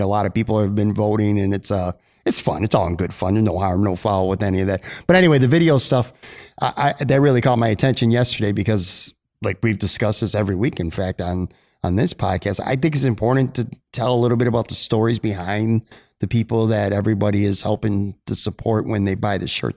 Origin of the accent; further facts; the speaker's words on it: Buffalo, New York, United States; moved away; I grew up on the west side and spent a lot of years living in North Buffalo